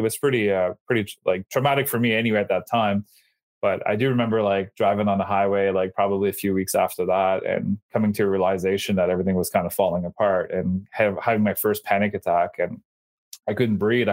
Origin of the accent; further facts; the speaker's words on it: Bathurst, New Brunswick, Canada; I'm from Bathurst, New Brunswick